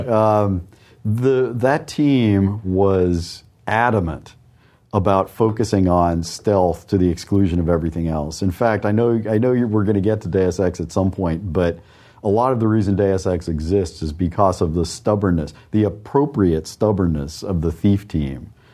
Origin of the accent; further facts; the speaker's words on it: New York, United States; also born or lived in Chicago / Wisconsin; now in Austin, United States; I grew up on the East Coast